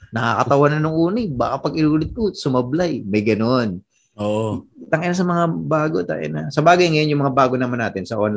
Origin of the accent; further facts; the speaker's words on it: Philippines; Ikaw, tiga Tondo, ako tiga probinsya